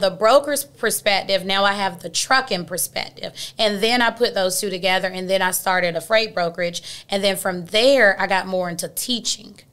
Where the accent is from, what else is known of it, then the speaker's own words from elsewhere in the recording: Atlanta, Georgia, United States; I'm born and raised in Atlanta